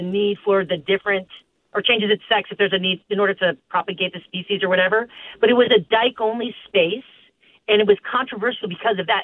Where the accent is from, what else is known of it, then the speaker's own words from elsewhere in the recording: Oakland, California, United States; also born or lived in San Francisco; I did come of age in the 80s and 90s uh, in uh, Oakland and San Francisco